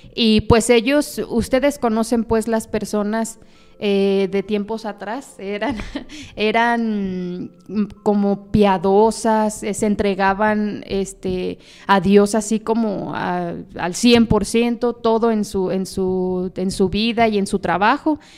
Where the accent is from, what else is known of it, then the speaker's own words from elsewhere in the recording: Zapopan, Jalisco, Mexico; yo soy originaria de Guadalajara, específicamente del municipio de Zapopan, Jalisco.